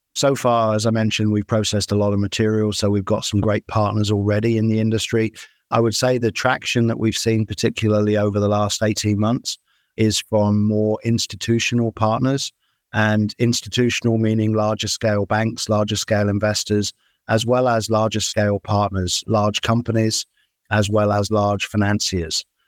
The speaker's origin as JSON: {"language": "English", "country": "United Kingdom", "tie": "born or raised there", "moved": "as an adult", "lives_now": "United States", "said": "I'm a Brit. I grew up in the UK"}